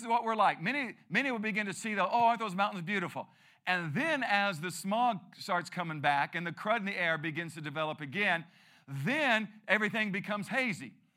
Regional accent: Peoria, Arizona, United States; I grew up here

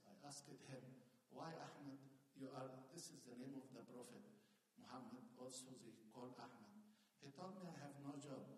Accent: Asyut, Asyut Governorate, Egypt; moved away as an adult; now in United States; came to my city where I was born in Egypt

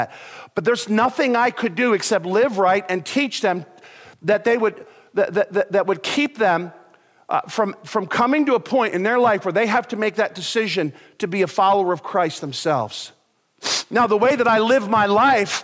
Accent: United States; I'm an American

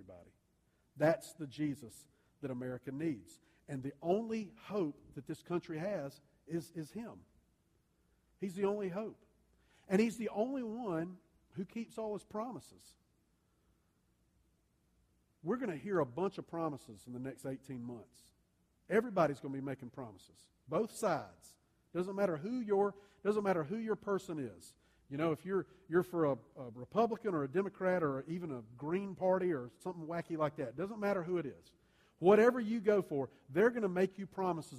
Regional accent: the South, United States; I grew up in the South.

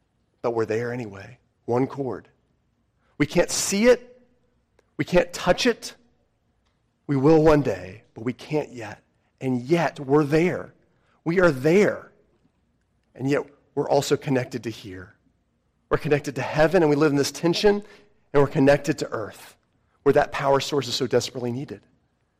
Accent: United States; I'm an American citizen

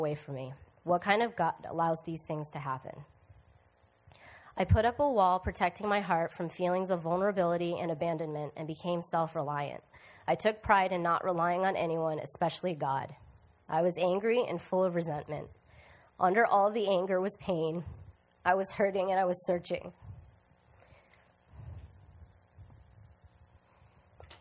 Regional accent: United States; also born or lived in Korea / upstate New York / Rhode Island; I spent my childhood growing up in upstate New York and Rhode Island with two younger brothers who were not adopted

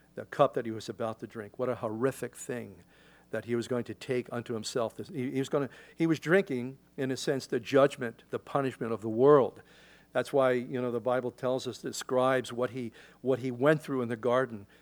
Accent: Philadelphia, Pennsylvania, United States; In Philadelphia, I grew up in the Delaware River

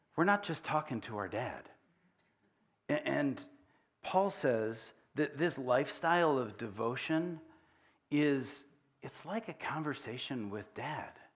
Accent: United States; also born or lived in Africa; we grew up here

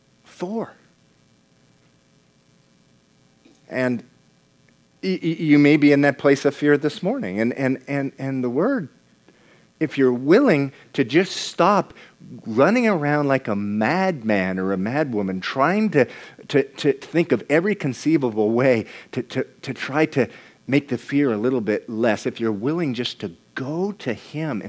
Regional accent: United States; also born or lived in Venezuela; we grew up in the United States of America

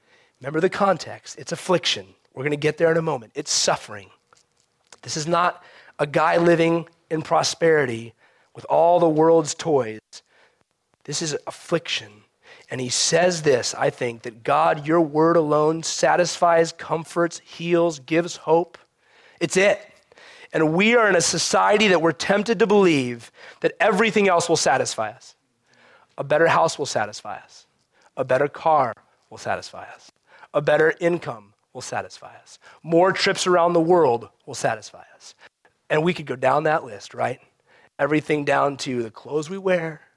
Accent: United States; as American Christians

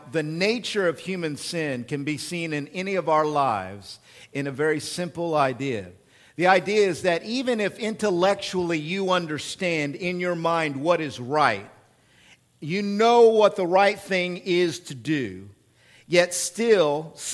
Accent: Oklahoma, United States; accent: hick; moved away; I'm from Oklahoma and I'm a hick

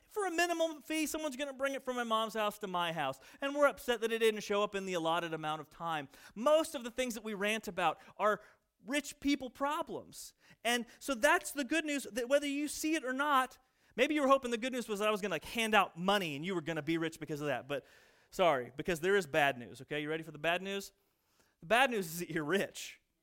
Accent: United States; born or raised there; moved away

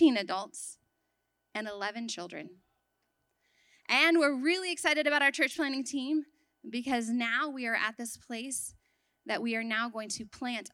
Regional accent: Texas, United States; moved away as an adult; also born or lived in Sudan; I grew up in Texas, a little bit away from here

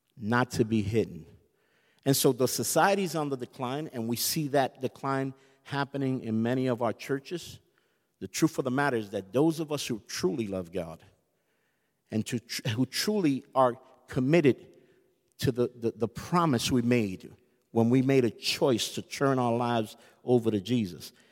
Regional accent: United States; I'm American

